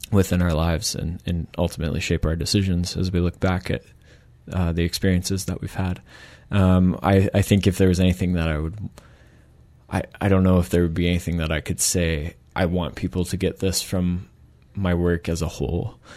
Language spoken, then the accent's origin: English; Michigan, United States; moved away as an adult; also born or lived in Canada; now in Victoria, Canada; I'm from Michigan originally, mm-hmm. uh, from the states, and moved to Canada in 2007 uh, to do my undergrad.